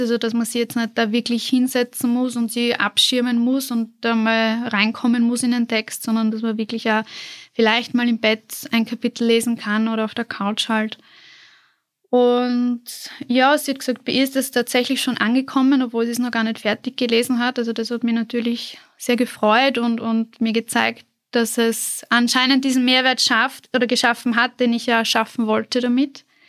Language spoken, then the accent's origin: German; southern Burgenland, Austria; moved away as an adult; now in Vienna, Austria; ich komme ursprünglich aus dem Südburgenland